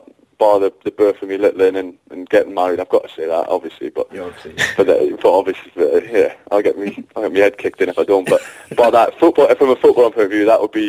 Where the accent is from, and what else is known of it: Newcastle upon Tyne, North East England, United Kingdom; born or raised there; now in London, United Kingdom